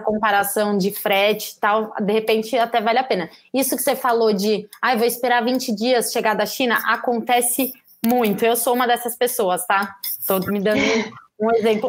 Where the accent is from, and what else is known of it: Brazil